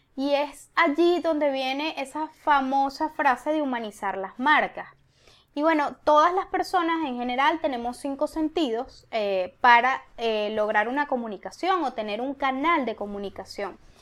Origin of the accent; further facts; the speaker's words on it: Venezuela; moved away; aunque somos venezolanas, somos latinas